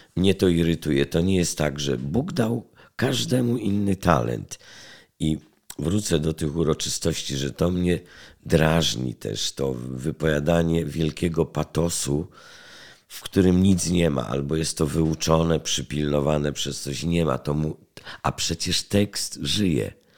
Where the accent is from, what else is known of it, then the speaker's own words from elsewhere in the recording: Poland; Jestem stąd